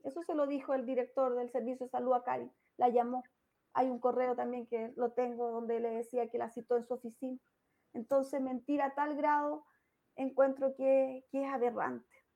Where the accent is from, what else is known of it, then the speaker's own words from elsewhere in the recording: Chillán, Ñuble, Chile; en mi ciudad natal